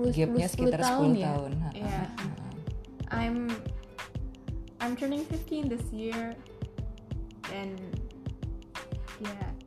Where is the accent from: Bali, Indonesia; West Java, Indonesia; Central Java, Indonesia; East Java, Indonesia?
Central Java, Indonesia; Semarang; aku nggak besar Eh, di Jakarta ya seri uh, lebih banyak berkembang itu di Semarang waktu itu Semarang